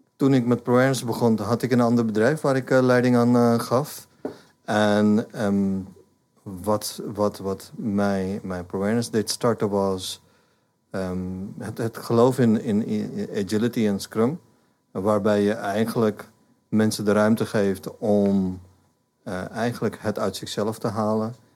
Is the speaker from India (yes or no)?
yes; India; Dutch is a second language; moved away as an adult; now in Netherlands; Ik ben in India opgegroeid. Ehm, maar de laatste 35 jaar woon ik in Nederland